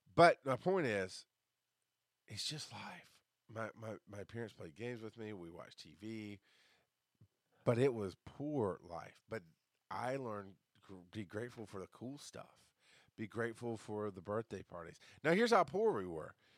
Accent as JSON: {"language": "English", "town": "Orlando", "region": "Florida", "country": "United States", "tie": "born or raised there", "said": "I was born in Orlando, Florida"}